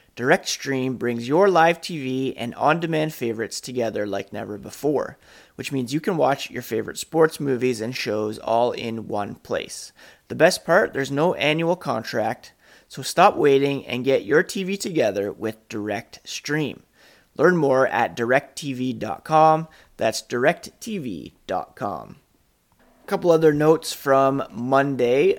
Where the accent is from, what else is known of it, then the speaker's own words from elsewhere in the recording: Canada; also born or lived in Guelph, Ontario; being Canadian